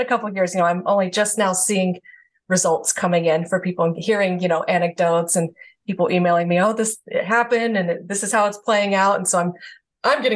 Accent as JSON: {"language": "English", "region": "Georgia", "country": "United States", "also_born_or_lived": "the South", "moved": "as an adult", "lives_now": "California, United States", "said": "moving across the country because I'm from Georgia"}